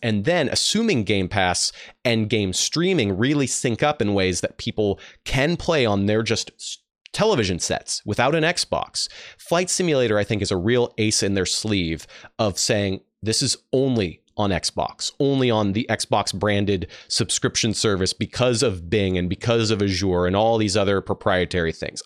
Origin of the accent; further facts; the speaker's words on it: Dallas, Texas, United States; I was raised in Dallas, Texas